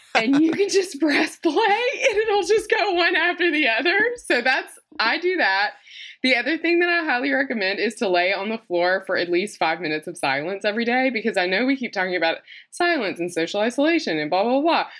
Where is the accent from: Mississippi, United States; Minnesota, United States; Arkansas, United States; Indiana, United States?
Mississippi, United States; I'm from Mississippi, so obviously I wear makeup